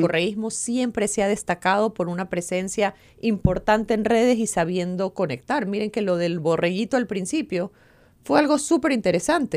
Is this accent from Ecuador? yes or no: yes; Ecuador; Lo que hemos vivido como ecuatorianos